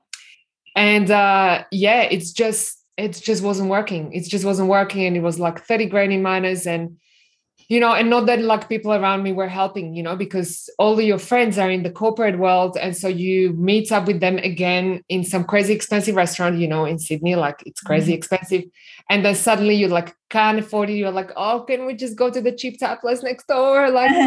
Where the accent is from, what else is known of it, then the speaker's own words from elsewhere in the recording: Slovakia; English is a second language; moved away as an adult; now in Australia; I was born in Slovakia